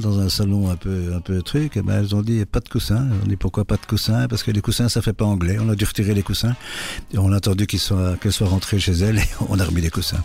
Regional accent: Brussels, Brussels-Capital Region, Belgium; Je suis euh, bruxellois

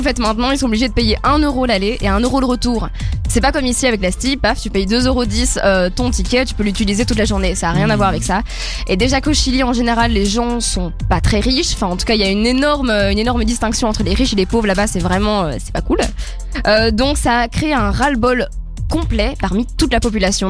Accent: Belgium; en tant que Belge

